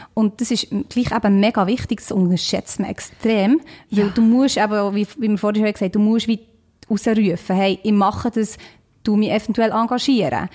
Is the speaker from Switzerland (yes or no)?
yes; Switzerland; accent: Swiss Standard German; ich bin aus der Schweiz